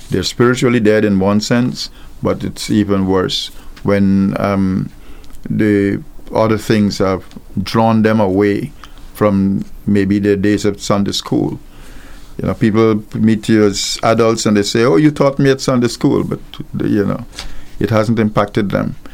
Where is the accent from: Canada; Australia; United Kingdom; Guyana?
Guyana; also born or lived in Mandeville, Jamaica; now in Antigua and Barbuda; I'm from Guyana, and there was no carnival in Guyana, and I was uh, before I came to Antigua, I lived in Jamaica, in the middle of Jamaica, in Mandeville